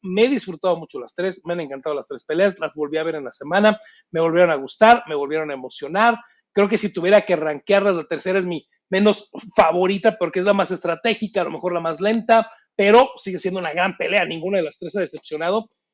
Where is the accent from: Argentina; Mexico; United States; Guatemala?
Mexico; Yo soy mexicano